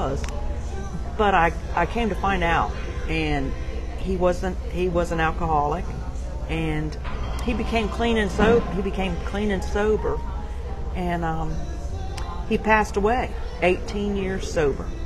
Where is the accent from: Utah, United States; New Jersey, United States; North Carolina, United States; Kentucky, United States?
North Carolina, United States; Dare County; Born and raised in Dare County, North Carolina, about as far east as you can get. In Dare County, Nags Head, Manio, Wanchese